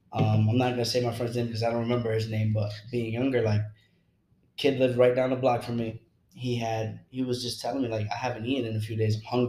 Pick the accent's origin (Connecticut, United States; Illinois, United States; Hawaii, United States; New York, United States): Connecticut, United States; Bridgeport; also born or lived in New Haven, Connecticut / Trumbull, Connecticut / Shelton, Connecticut; I was, you know, moved from Bridgeport, the east side of Bridgeport, to New Haven. I think I was in kindergarten around that time, and just saw a lot of things, you know, growing up where I grew up in New Haven